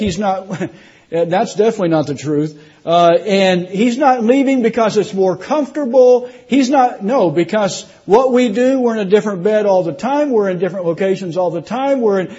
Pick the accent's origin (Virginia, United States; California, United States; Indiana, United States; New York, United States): Indiana, United States; now in Florida, United States; I'm not from Tennessee. I don't want to speak like a southerner. Y'all know what I'm talking about, right? I'm from Indiana. I'm a Yankee. I moved to Florida, which is a northern state.